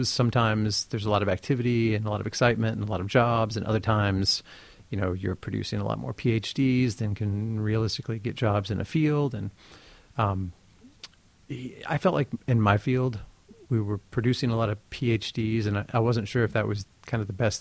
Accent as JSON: {"language": "English", "town": "Oak Ridge", "region": "Tennessee", "country": "United States", "tie": "born or raised there", "moved": "as an adult", "said": "I grew up in Tennessee, in East Tennessee, kind of in the foothills of the Smokies in a town called Oak Ridge"}